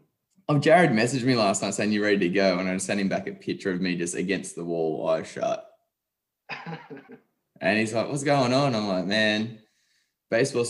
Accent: Sunshine Coast, Queensland, Australia; we're from Sunshine Coast, Queensland, so just north of Brisbane.

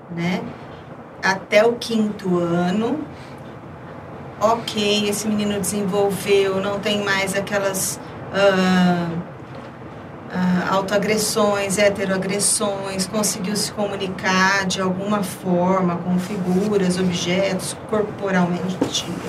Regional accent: Ribeirão Preto, São Paulo, Brazil; nasci aqui em Ribeirão Preto mesmo

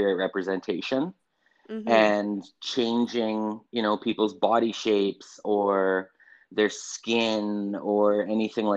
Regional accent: Saskatchewan, Canada; I'm a photographer from Saskatchewan

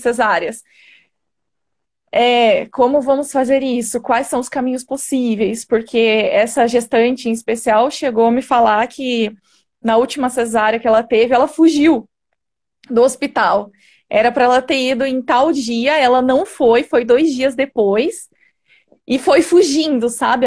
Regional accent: Jundiaí, São Paulo, Brazil; sou de Jundiaí, São Paulo

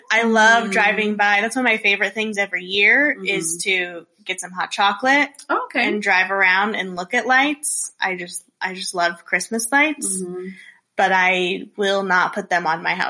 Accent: North Platte, Nebraska, United States; growing up in North Platte

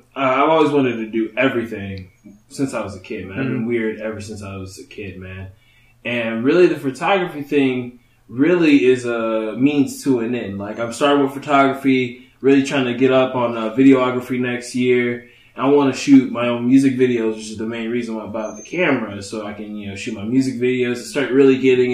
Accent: Dayton, Ohio, United States; I'm from Dayton, Ohio.

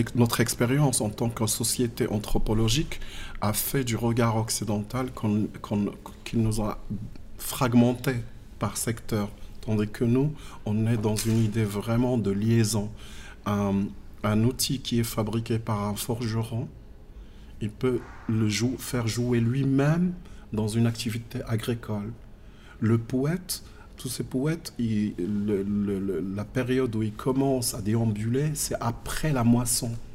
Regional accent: Agadir, Souss-Massa, Morocco; also born or lived in Akka; je suis né à Aka. Euh, vite fait, j'ai vu mes parents immigrer partir encore dans le sud, mais cette fois-ci dans la ville. C'était à, à Agadir, où j'ai passé ma petite enfance

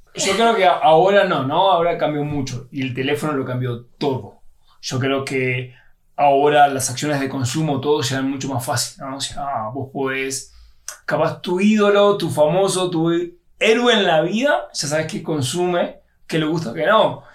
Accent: Argentina; En Argentina, que yo se lo preparaba a mi papá cuando yo tenía 10, 12 años

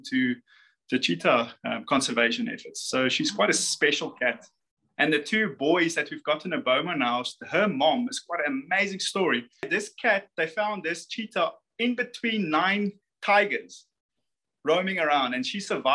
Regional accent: South Africa; we in South Africa

